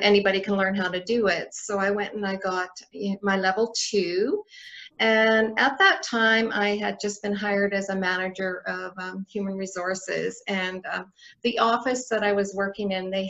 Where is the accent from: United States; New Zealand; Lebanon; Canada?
Canada; Northwest Territories; now in Red Deer, Canada; I'm from the Northwest Territories originally. So yeah, so I've been in Alberta 2005. I moved here.